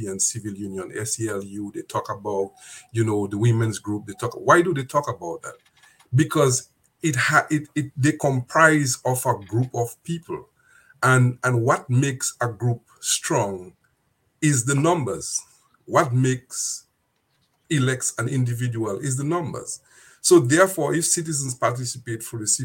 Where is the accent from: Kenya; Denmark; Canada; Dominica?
Dominica; one of my friends I went to school with. We grew up in Dominica together